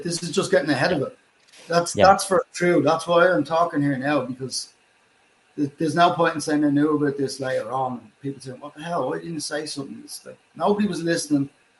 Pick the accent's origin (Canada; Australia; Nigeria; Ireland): Ireland; I can understand you most of the time as an Irishman with a lot of funny friends.